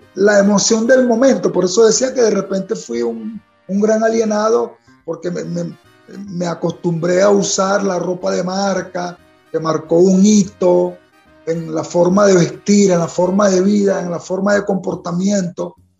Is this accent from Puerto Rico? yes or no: no; Venezuela; me siento como un gran venezolano